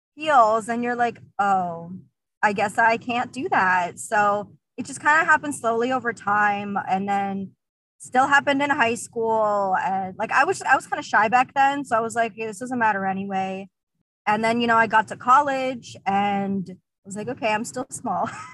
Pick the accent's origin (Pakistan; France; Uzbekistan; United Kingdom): Uzbekistan; now in South Florida, United States; I'm originally from Uzbekistan